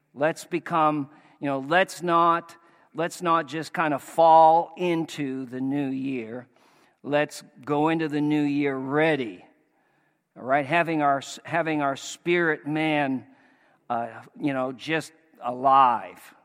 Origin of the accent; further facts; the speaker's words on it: Maine, United States; moved away; we're from Maine